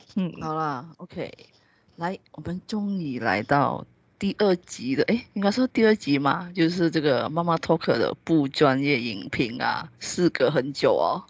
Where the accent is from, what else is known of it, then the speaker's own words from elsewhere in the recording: Malaysia; 我们马来西亚华人其实还蛮算，大部分是属于比较传统的